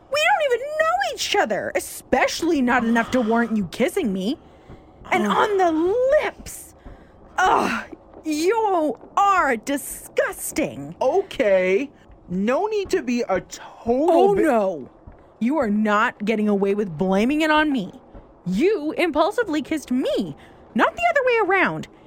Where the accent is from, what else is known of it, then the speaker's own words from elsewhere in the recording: Gatineau, Quebec, Canada; Montreal is where you got your information from. I'm from Gatineau.